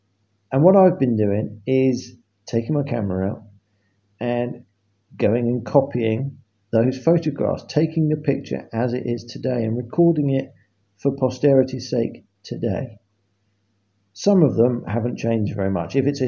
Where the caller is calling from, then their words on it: England, United Kingdom; I am calling from England, which is a part of Great Britain.